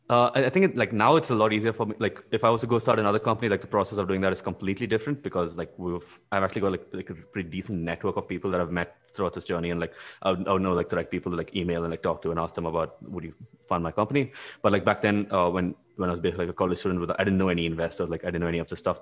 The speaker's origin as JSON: {"language": "English", "country": "India", "also_born_or_lived": "Latvia", "moved": "as an adult", "said": "as an Indian"}